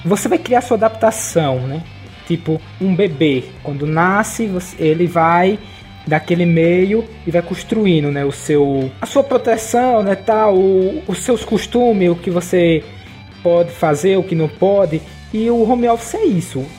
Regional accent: Nossa Senhora da Glória, Sergipe, Brazil; Eu aqui sou de Sergipe, é, em Nossa Senhora da Glória

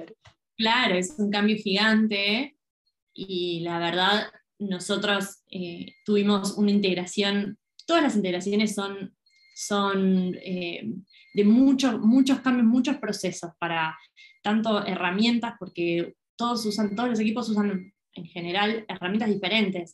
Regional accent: Argentina; siendo argentina

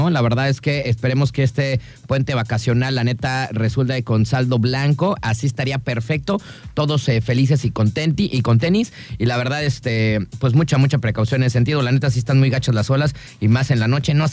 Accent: Guadalajara, Jalisco, Mexico; pues es que yo soy de Guadalajara, güey, yo ya voy a, mi club, ahí tengo una albercota como de acá, como de alberca olímpica, y ahí, ahí me enseñaron a mí a nadar

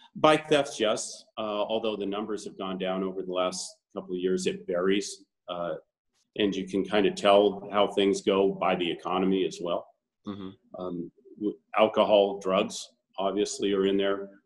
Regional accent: Boulder, Colorado, United States; now in Arizona, United States; I grew up in Boulder, Colorado

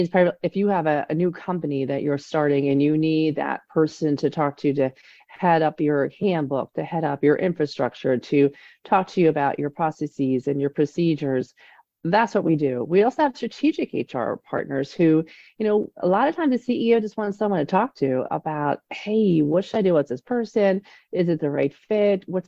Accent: Delaware County, Pennsylvania, United States; I grew up in Delco

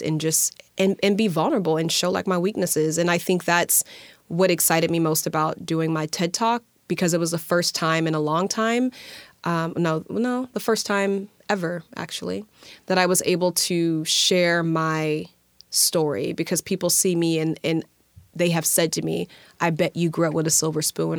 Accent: Alabama, United States; moved away; I'm from Alabama

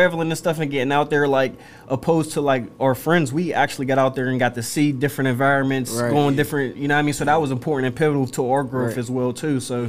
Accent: Wilkinsburg, Pennsylvania, United States; You know, you guys know growing up in Wilkinsburg and whatnot, too, and just around the neighborhood.

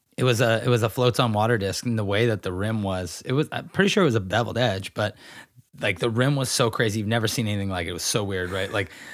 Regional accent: Grass Valley, California, United States; Now, where the home I grew up in Grass Valley is literally catty corner to the park, and then it's a single fence line, and then the school property's on the other side.

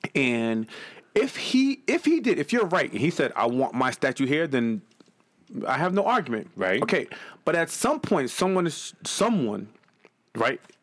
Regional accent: Boston, Massachusetts, United States; I'm from Boston.

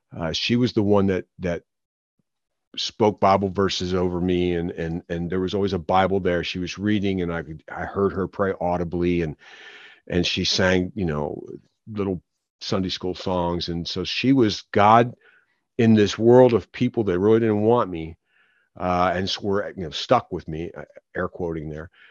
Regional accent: Philadelphia, Pennsylvania, United States; I was born in Philadelphia.

